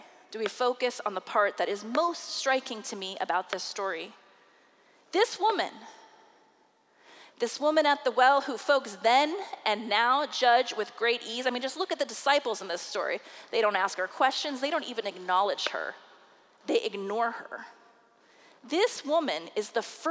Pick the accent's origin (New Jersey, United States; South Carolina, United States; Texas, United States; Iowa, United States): Iowa, United States; Des Moines; I preached my first sermon in the pulpit of First United Methodist Church of Des Moines, Iowa, under the guiding hands of pastors Reverend Del Dawes and Reverend Dennis Tevis